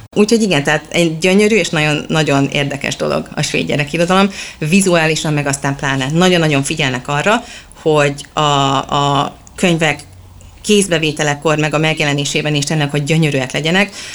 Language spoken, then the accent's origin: Hungarian; Budapest, Hungary; moved away as an adult; also born or lived in England; now in Sweden; mind a ketten Budapestről költöztünk ki